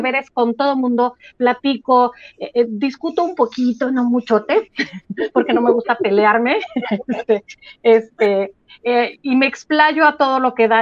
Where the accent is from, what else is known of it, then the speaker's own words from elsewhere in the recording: Mexico; como mexicanas